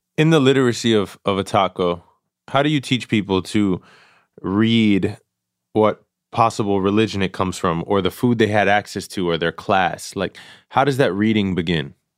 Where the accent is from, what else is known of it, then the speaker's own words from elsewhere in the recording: New York City, New York, United States; born and raised in Queens